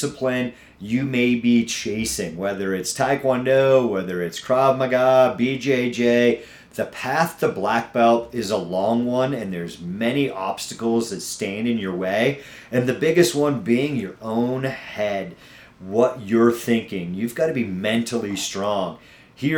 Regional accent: New England, United States; now in Castle Rock, United States; I'm from New England. If you don't catch it here and there in my accent that comes out here and there

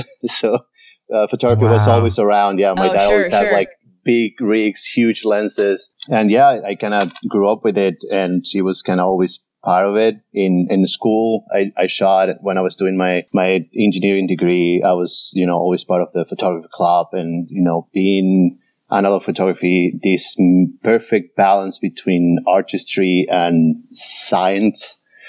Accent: Venezuela; also born or lived in Indianapolis, United States / Sydney, Australia; I am originally from here, from the US. I was born in Indianapolis, Indiana. But I grew up in Venezuela, in South America.

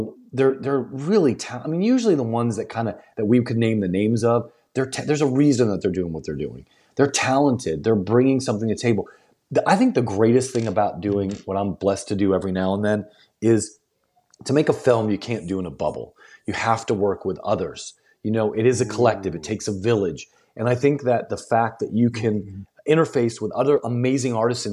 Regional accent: Southern United States, United States; also born or lived in New York; growing up in the South, you know, there was a delineation, culturally speaking

